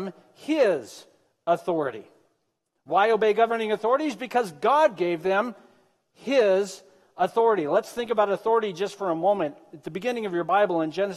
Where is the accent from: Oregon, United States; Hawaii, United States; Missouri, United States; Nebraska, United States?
Oregon, United States; Medford; I was born and raised in Southern Oregon. I don't know if you know that or not. I grew up in Medford